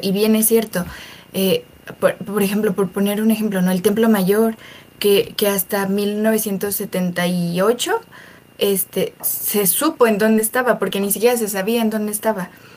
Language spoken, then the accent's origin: Spanish; Mexico; como mexicanos